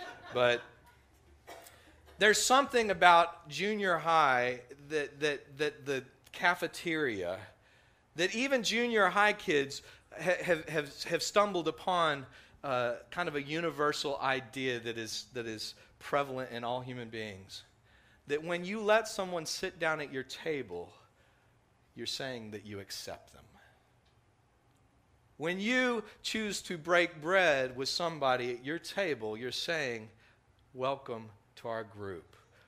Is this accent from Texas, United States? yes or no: yes; Texas, United States; growing up in West Texas, I didn't catch the accent the way that many other people did.